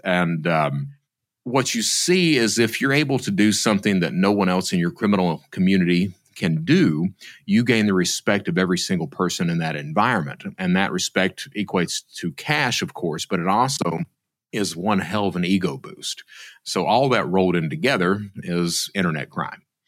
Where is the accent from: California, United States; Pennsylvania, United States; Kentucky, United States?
Kentucky, United States; Eastern; I'm from Eastern Kentucky. My mother was a fraudster, and I grew up in that type of environment